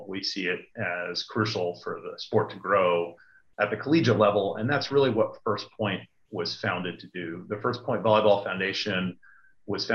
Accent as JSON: {"language": "English", "town": "Niskayuna", "region": "New York", "country": "United States", "tie": "born or raised there", "said": "I grew up in upstate New York, a small town called Niskayuna, which is a suburb of Schenectady."}